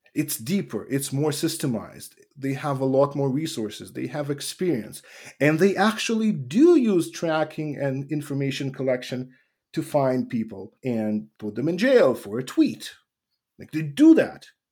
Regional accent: Russia; moved away; also born or lived in Ukraine; when I was growing up in Russia

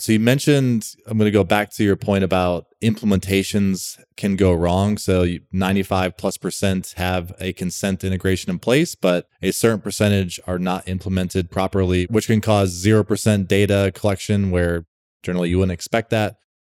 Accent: Rochester, New York, United States; I'm from Rochester, New York originally.

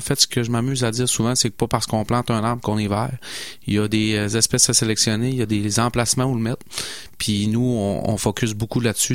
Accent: Saguenay, Quebec, Canada; moved away as an adult; mon accent me trahit. Hein. je suis originaire de Saguenay

